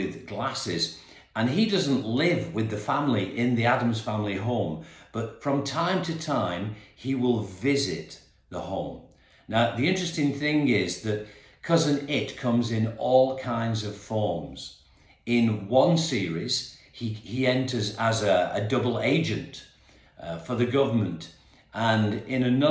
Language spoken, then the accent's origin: English; Perth, Western Australia, Australia; now in England; back in my old city, my hometown actually. And I've lived in England now for many, many years, but was born in King Edward's Hospital in Perth, Western Australia